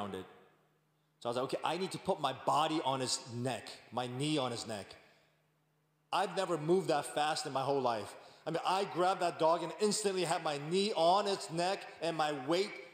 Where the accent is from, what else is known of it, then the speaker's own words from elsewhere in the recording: New York, United States; I'm from New York